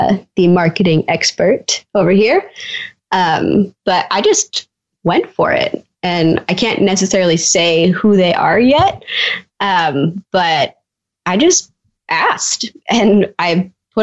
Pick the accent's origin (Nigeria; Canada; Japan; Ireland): Canada; I'm from Canada